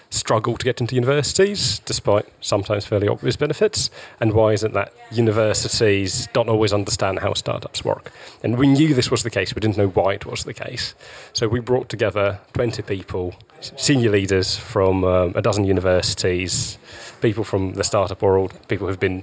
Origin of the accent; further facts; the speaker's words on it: Russia; now in United Kingdom; I'm from Russia originally